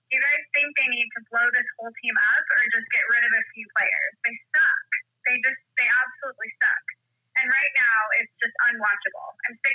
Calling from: Cranston, Rhode Island, United States; I'm calling from Cranston.

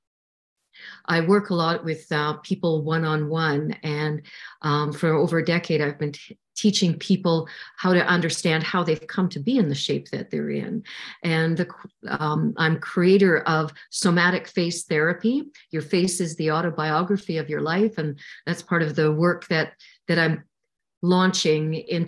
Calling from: Saskatchewan, Canada; I'm coming in from Saskatchewan, Canada. It's been minus 48 this week, if you can imagine that.

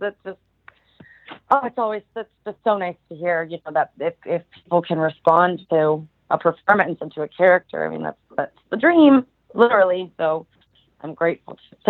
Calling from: New York City, New York, United States; I am joining you from New York City.

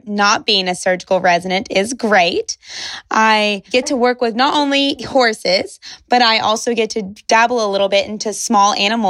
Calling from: Shepherdsville, Kentucky, United States; Well, today I'm calling in from Shepherdsville, Kentucky, which is just south of Louisville, Kentucky.

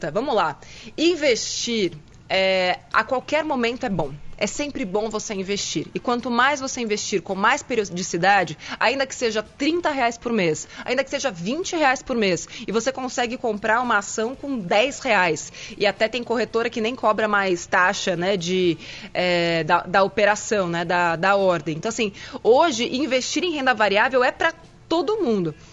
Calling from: Caieiras, São Paulo, Brazil; sou de Caieiras.

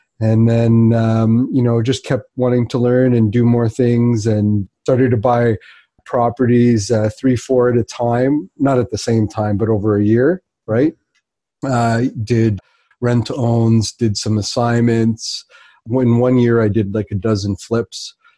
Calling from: Whitby, Ontario, Canada; I'm calling in from Whitby, which is just the east of Toronto.

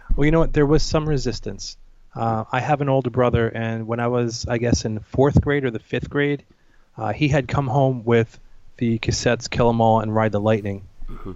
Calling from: New Jersey, United States; I'm calling from New Jersey, United States

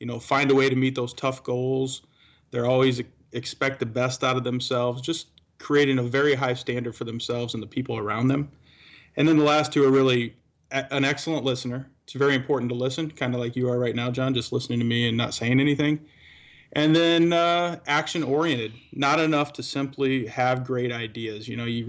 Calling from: Wood Dale, Illinois, United States; You know what? I'm at my home today, so I'm from Wooddale, Illinois today.

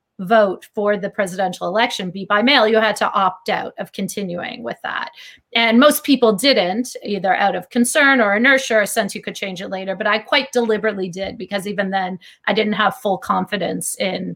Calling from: Philadelphia, Pennsylvania, United States; I'm calling from South Philadelphia

